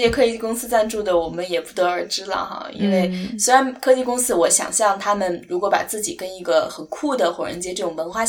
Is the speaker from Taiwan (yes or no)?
no; China; 我觉得至少作为一个中国人可能没有哈